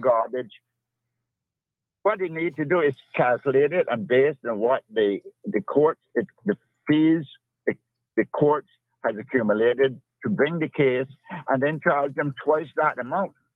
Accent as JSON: {"language": "English", "region": "Cayman Brac", "country": "Cayman Islands", "said": "I'm originally from Cayman"}